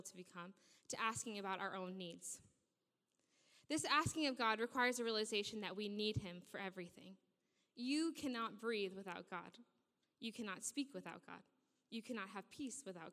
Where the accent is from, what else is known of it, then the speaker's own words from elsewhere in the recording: New Jersey, United States; moved away as an adult; now in Sheffield, United Kingdom; I am from New Jersey in the United States. I grew up in a town about 5 minutes from New York City, and I absolutely loved growing up there